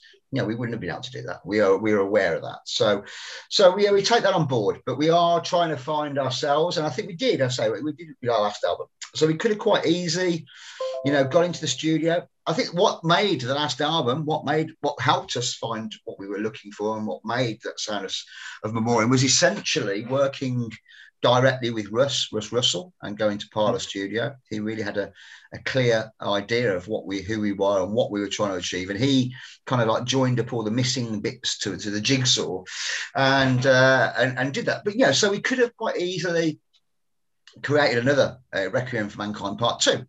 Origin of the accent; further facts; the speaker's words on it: West Midlands, United Kingdom; because we're from the Midlands, we've got a very independent sense of our identity up here. We're not Northerners